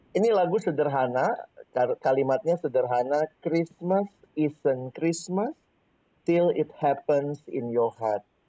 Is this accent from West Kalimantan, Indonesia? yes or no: no; Makassar, South Sulawesi, Indonesia; now in Jakarta, Indonesia; saya lahir dan besar di kota Makassar